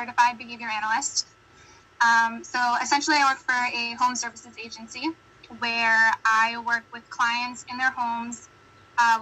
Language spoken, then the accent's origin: English; United States; accent: American; my very American accent